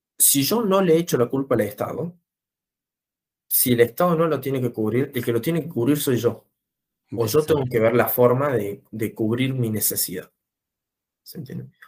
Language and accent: Spanish; Córdoba, Argentina; nací en Córdoba, vivo en Córdoba desde siempre, eh, en el barrio del Verde